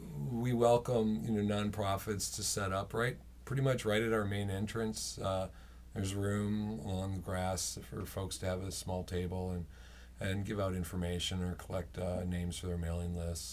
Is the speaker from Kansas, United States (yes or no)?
no; Minneapolis, Minnesota, United States; also born or lived in Portland / Southern California; I'm from Minneapolis. I moved from Portland to Southern California, and it was just horrible, and there were too many people, and I was scared, and I came home.